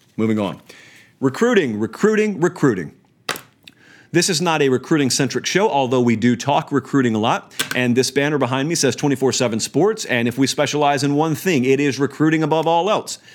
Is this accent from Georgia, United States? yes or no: yes; Columbus, Georgia, United States; moved away; I'm from Columbus. It's a military town